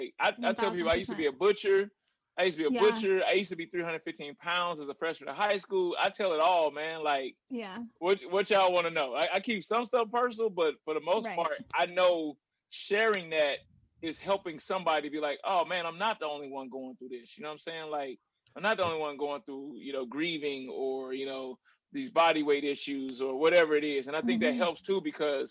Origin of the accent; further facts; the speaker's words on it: Little Rock, Arkansas, United States; I was born in Little Rock, Arkansas